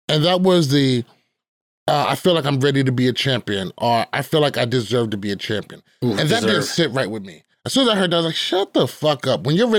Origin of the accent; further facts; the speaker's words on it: New York, United States; In a polite way. I'm a New Yorker.